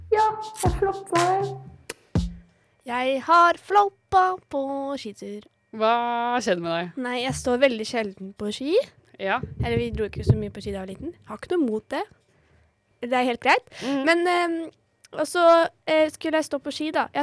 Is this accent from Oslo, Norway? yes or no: yes; Oslo, Norway; now in Bergen, Norway; Vi er egentlig fra Oslo